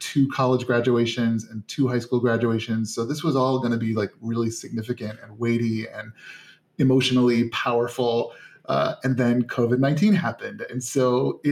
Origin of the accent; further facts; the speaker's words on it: Northern Indiana, United States; I grew up in Northern Indiana